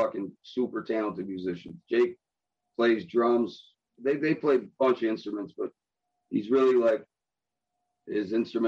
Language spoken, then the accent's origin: English; Buffalo, New York, United States; I'm from Buffalo